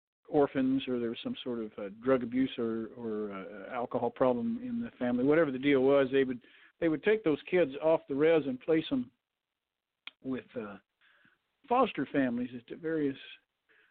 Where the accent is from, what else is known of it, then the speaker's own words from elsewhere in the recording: Shepherd, Montana, United States; I was raised in Yellowstone County, Montana, a little town called Shepherd